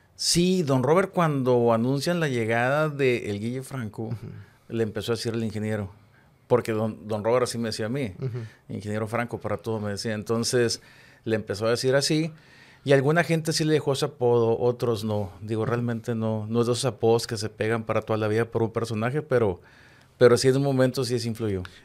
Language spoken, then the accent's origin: Spanish; Chihuahua, Mexico; now in Monterrey, Mexico; Yo soy de Chihuahua y allá el fútbol, la verdad, no trasciende